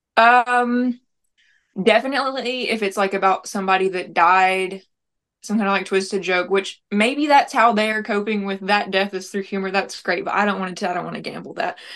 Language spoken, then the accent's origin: English; Tellico Plains, Tennessee, United States; also born or lived in Nashville, Tennessee; now in near Nashville, United States; We're from Tellico Plains. It's a very small city in the mountains in Tennessee